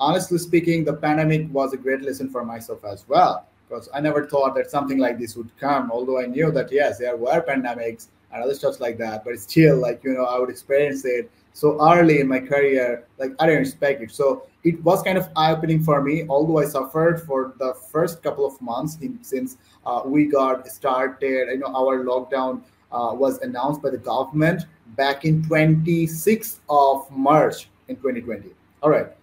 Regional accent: Bangladesh; I'm from Bangladesh

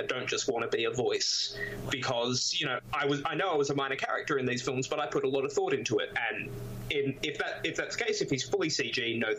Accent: Australia; in Australia we have a very troubled history with our Indigenous population.

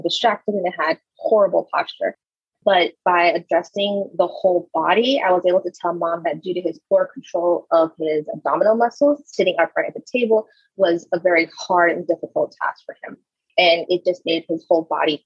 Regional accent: Louisiana, United States; moved away as an adult; also born or lived in Frisco, Texas; I'm moving to Louisiana, back to my hometown

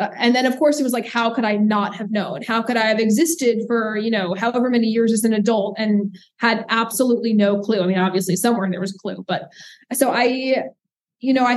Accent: New York City, New York, United States; now in Durham, United States; I grew up in New York City, and I would rather live here

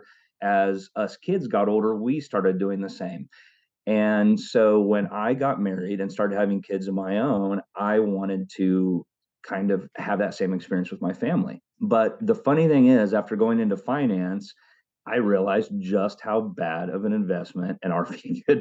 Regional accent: Oklahoma, United States; also born or lived in California; growing up in Oklahoma with my stepfather's family

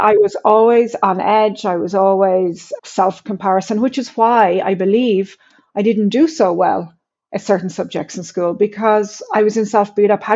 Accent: Ireland; growing up in Ireland, I was born in the mid-70s

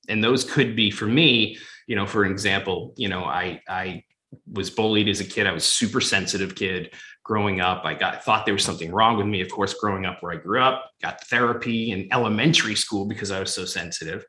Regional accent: Boston, Massachusetts, United States; now in Los Angeles, United States; growing up in Fenway and the Garden and, you know, Foxborough, but coming out

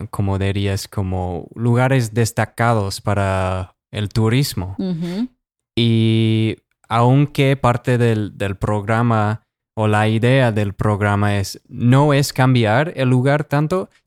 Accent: United States; Bueno, como un gringo no quiero sonar que estoy quejándome sobre un programa de México

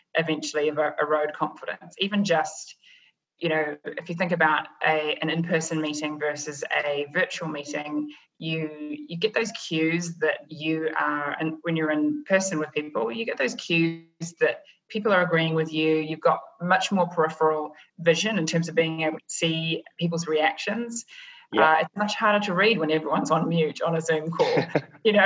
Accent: New Zealand; moved away as an adult; also born or lived in London; now in New York, United States; I'm originally from New Zealand

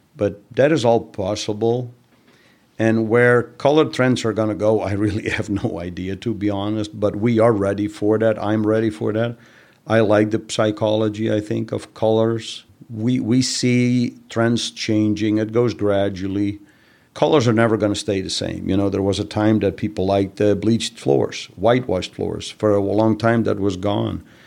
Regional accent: Netherlands; moved away; I'm originally from the Netherlands.

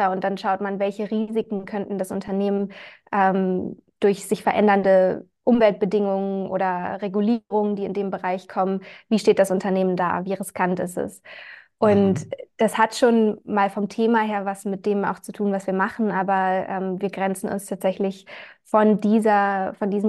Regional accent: Germany; now in Vienna, Austria; ja, wir sind ein Startup aus Wien. Ich komme ursprünglich aus Deutschland

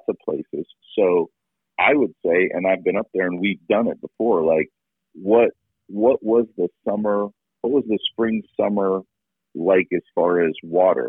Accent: Pennsylvania, United States; we grew up in Pennsylvania, where it was, you know, deer hunting

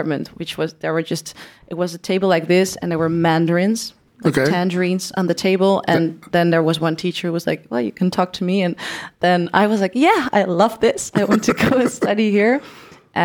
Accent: Oerle, North Brabant, Netherlands; That's also where I am born and raised in Brabant, Noord-Brabant

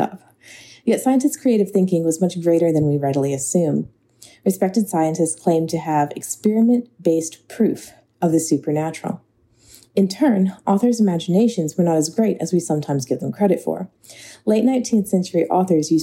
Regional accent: New Orleans, Louisiana, United States; moved away; I grew up in New Orleans, Louisiana, attending public schools

